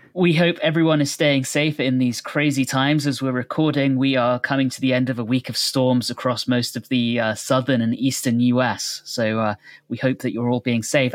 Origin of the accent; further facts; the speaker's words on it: United Kingdom; now in United States; growing up in the U K